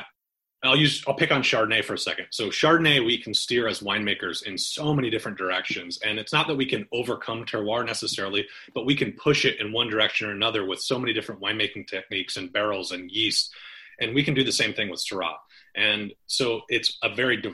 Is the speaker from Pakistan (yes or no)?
no; Michigan, United States; moved away as an adult; now in Washington, United States; I'm from Michigan originally. I moved out to Washington 2000, 2001